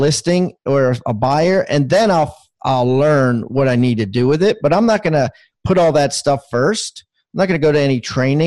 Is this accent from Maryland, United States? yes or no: yes; Maryland, United States; moved away as an adult; now in South Carolina, United States; I was born in Maryland and spent 50 years there